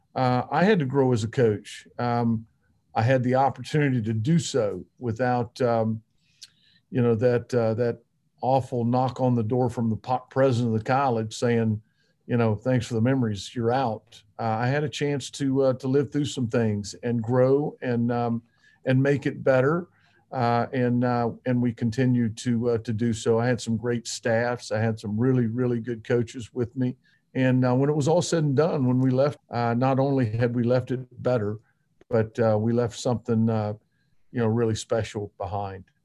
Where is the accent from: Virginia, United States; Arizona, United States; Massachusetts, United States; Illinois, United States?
Virginia, United States; Radford; also born or lived in Spartanburg, South Carolina; from Radford, Virginia